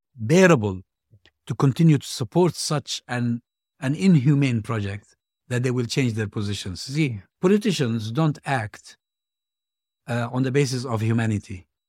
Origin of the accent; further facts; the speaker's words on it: Hebron, West Bank, Palestine; my hometown, Hebron.